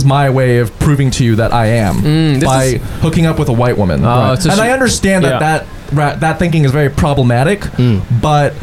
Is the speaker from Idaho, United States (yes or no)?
no; Texas, United States; moved away; I grew up in Texas. I went to a boarding school. I grew up in predominantly white communities